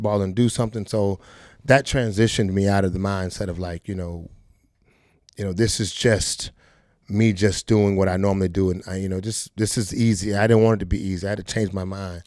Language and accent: English; Fort Lauderdale, Florida, United States; I'm from Fort Lauderdale, Florida, Dillard High School